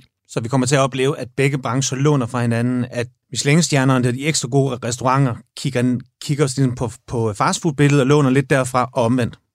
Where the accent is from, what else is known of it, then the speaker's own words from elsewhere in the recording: Jutland, Denmark; moved away; jeg er fra Jylland